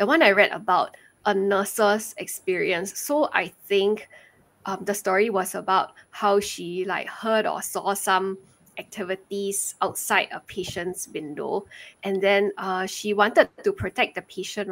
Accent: Singapore; also born or lived in China; My family's from China, so my parents moved here when I was 3 years old. So even though I grew up in Singapore

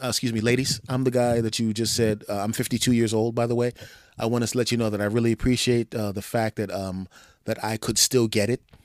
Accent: Philadelphia, Pennsylvania, United States; moved away; I grew up in Philly

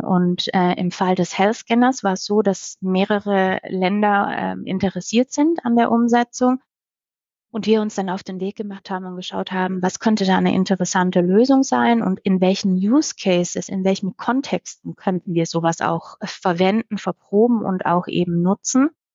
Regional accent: Baden-Württemberg, Germany; moved away; damals noch in meinem Heimatland Baden-Württemberg

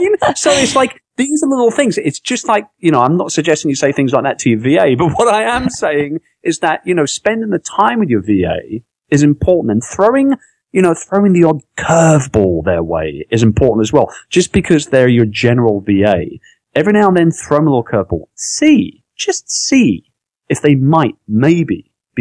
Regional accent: London, United Kingdom; moved away; also born or lived in Philippines; I'm from London. I'm from England, right?

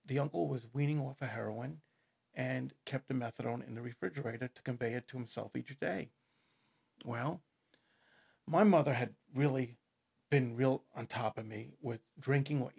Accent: Merrick, New York, United States; born or raised there; accent: New York; moved away as an adult; also born or lived in East Harlem, New York / Astoria, Queens / Westbury, New York; now in Nebraska, United States

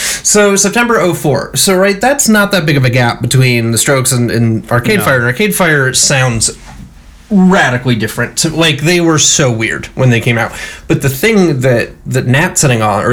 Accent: Midwest, United States; accent: Midwestern; my Midwestern accent

